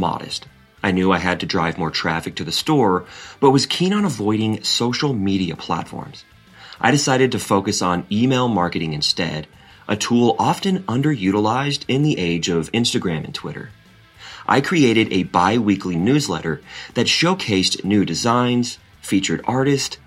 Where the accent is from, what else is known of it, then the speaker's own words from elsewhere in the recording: Seattle, Washington, United States; moved away as an adult; now in San Francisco, United States; I'm originally from Seattle, a city known for its vibrant arts culture